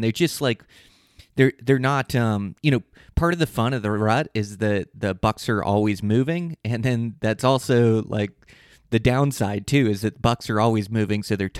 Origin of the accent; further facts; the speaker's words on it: Montana, United States; I planned a trip the last week of bow season, my home state of Montana.